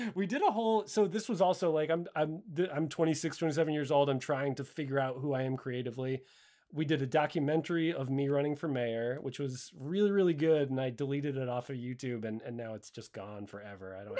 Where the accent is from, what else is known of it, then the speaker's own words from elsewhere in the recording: Connecticut, United States; I grew up in Connecticut, so I was still living in my hometown at this time